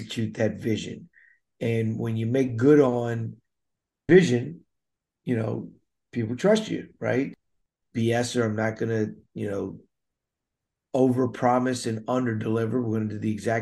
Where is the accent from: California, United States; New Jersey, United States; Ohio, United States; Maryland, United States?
Maryland, United States; Damascus; I grew up in Montgomery County, Maryland, Damascus, Maryland, to be exact